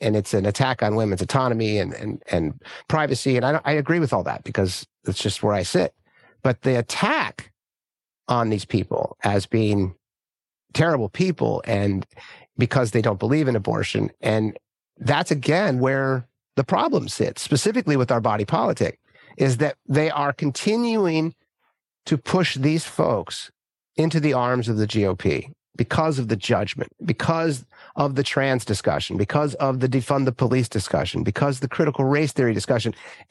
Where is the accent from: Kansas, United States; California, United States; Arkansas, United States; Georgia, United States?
California, United States; And the people I grew up with here in Northern California, these are hardworking, you know, God-fearing folks, right?